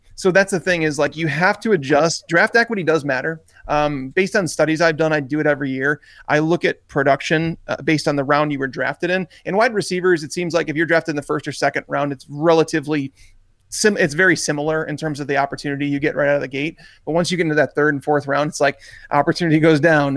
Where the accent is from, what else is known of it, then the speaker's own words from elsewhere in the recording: Chicago, Illinois, United States; moved away as an adult; now in Tennessee, United States; I'm from Chicago, moved